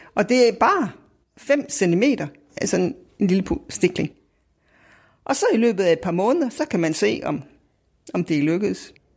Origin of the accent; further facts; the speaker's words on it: Viborg, Central Denmark Region, Denmark; jeg kommer fra Viborg